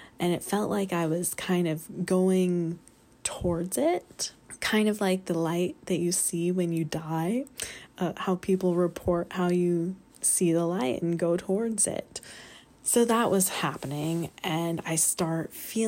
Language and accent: English; North Carolina, United States; I'm from North Carolina